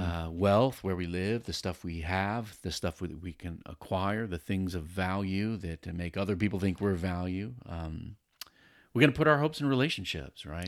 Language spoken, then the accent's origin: English; Virginia Beach, Virginia, United States; I grew up over in Virginia Beach, Tidewater area